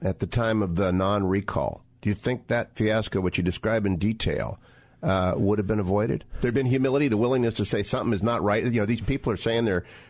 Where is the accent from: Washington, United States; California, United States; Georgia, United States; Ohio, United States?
Ohio, United States; I'm from Ohio, so I knew about the first Perry